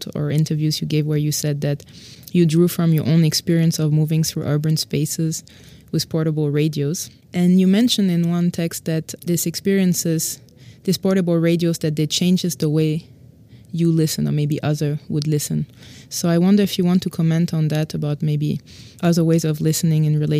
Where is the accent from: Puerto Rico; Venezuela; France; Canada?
France; Paris, Île-de-France; Paris is my hometown.